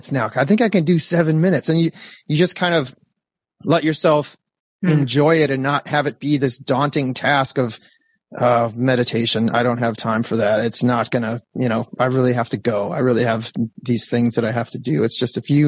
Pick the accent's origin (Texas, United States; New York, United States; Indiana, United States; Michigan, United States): Michigan, United States; Detroit; moved away as an adult; now in Los Angeles, United States; I grew up in Michigan in one of the tundras of the Midwest